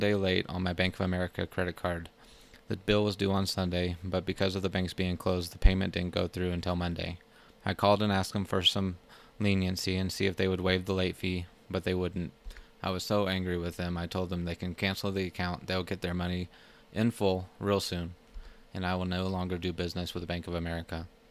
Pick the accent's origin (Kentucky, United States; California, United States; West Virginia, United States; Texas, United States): Texas, United States; Plano; moved away as an adult; also born or lived in Colorado Springs, Colorado; I'm originally from Plano, Texas, a small town north of Dallas, where I grew up for the first twenty-six years of my life